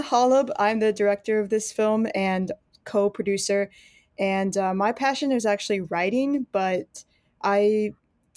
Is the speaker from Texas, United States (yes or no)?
yes; San Antonio, Texas, United States; I was born in the Methodist Church, in a church in San Antonio, Texas, where I currently live now